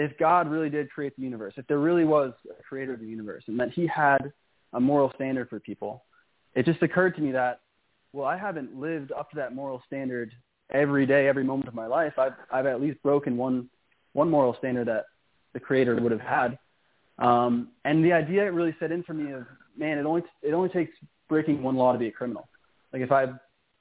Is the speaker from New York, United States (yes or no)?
yes; New York, United States; moved away as an adult; now in San Marcos, Texas, United States; growing up in New York, it's very different in Texas.